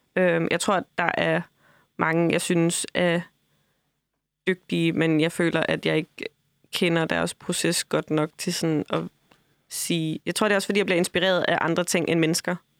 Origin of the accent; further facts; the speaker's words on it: Funen, Southern Denmark, Denmark; moved away; Jeg får aldrig lov til at glemme, at jeg er fra Fyn.